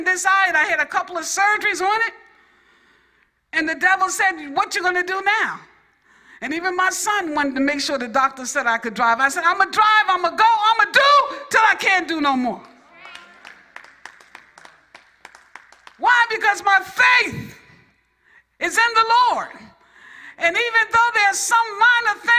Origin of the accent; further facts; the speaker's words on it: New York, United States; I'm from New York.